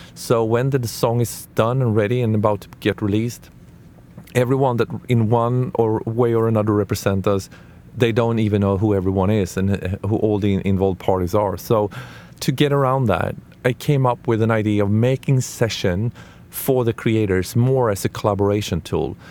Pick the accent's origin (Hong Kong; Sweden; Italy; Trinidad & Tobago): Sweden; I'm from Sweden